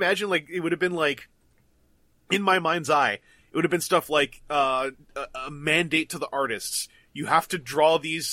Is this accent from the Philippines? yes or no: no; Canada; I'm from Canada